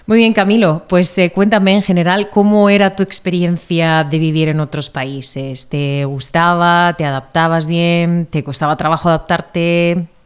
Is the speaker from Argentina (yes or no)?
no; Spain; de España